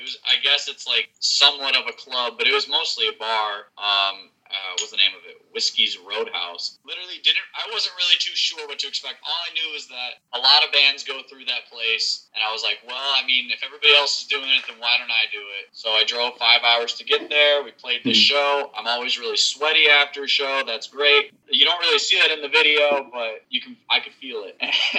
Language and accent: English; Appleton, Wisconsin, United States; What was there to do in Wisconsin growing up? I forgot what it's called, but basically you just drive everywhere. If you have a car, you just drive around. We have this town named Appleton